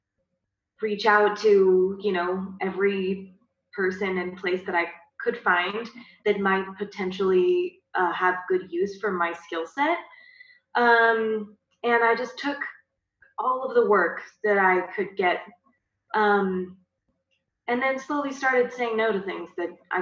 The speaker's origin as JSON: {"language": "English", "region": "Arizona", "country": "United States", "tie": "born or raised there", "also_born_or_lived": "Texas", "moved": "yes", "said": "I grew up in Arizona."}